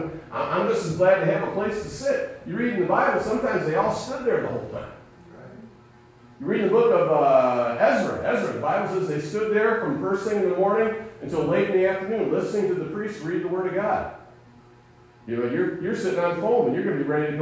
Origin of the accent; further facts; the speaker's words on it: United States; We as American Christians